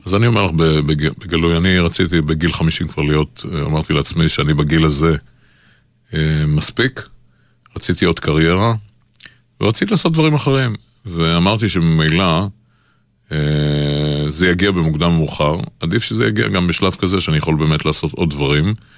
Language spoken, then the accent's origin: Hebrew; Israel; אנחנו הצברים